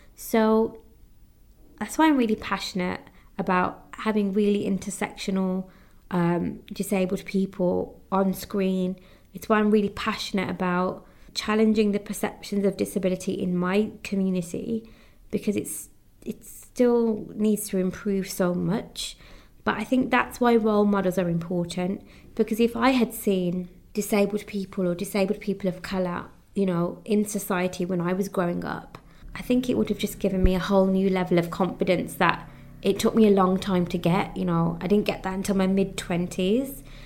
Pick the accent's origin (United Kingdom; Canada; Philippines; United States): United Kingdom; although my heritage is Indian, I am British, I am born in the UK